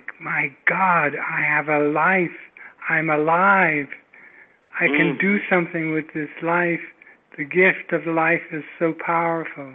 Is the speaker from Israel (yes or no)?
no; England, United Kingdom; moved away; I'm English